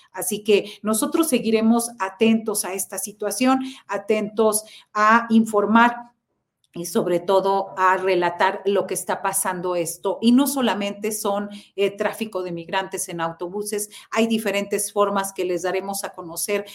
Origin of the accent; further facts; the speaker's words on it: Mexico; nosotros como mexicanos